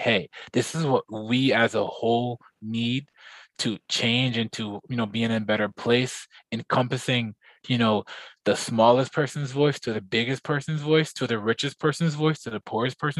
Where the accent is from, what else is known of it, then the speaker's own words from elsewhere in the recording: Plainfield, New Jersey, United States; growing up in Plainfield